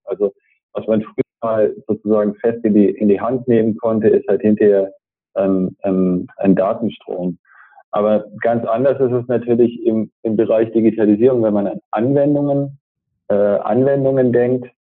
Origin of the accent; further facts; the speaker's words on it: Stuttgart, Baden-Württemberg, Germany; now in Braunschweig, Germany; ich bin ja Stuttgarter